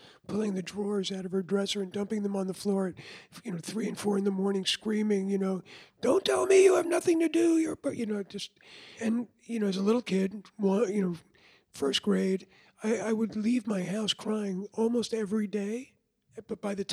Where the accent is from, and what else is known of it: Levittown, New York, United States; born or raised there; also born or lived in Lower East Side, Manhattan